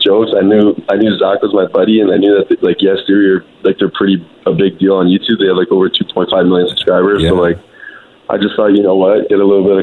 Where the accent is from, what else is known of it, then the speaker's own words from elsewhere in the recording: Cambridge, Ontario, Canada; I'm from Cambridge, Ontario.